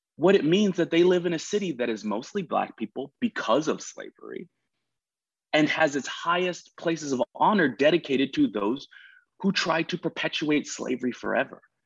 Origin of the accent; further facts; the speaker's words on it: United States; moved away as an adult; also born or lived in Massachusetts / New York / New Orleans; I grew up in Massachusetts and New York